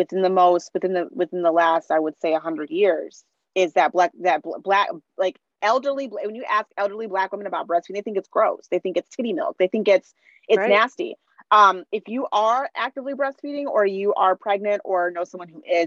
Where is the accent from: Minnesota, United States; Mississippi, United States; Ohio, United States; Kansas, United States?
Minnesota, United States; now in Washington, D.C. area, United States; I grew up in Minnesota. That was more white than where I am now, which is in the DC area